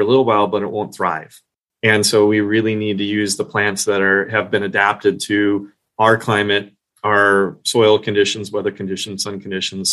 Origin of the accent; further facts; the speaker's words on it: Minnesota, United States; now in Long Island, United States; I was from Minnesota. We have similar native plants